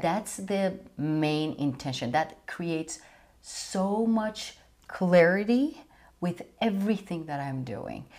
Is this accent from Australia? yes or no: no; Iran; moved away; growing up in Iran